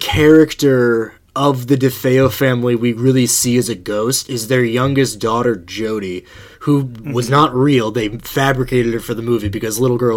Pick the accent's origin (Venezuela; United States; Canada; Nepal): United States; Buffalo Grove, Illinois; I grew up in Buffalo Grove